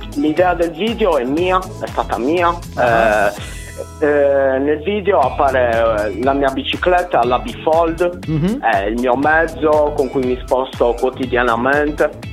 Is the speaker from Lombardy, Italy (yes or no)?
no; Quartu Sant'Elena, Sardinia, Italy; la città è Quarto Sant'Elena, in provincia di Cagliari